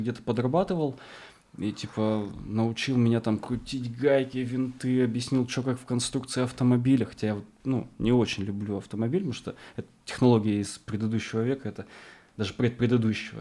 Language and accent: Russian; Arkhangelsk Oblast, Russia; moved away; я вырос э, в Архангельской тайге на севере, рядом с Полярным кругом, а, в поселке с населением 2000 человек, 2600, образованный вокруг тюрьмы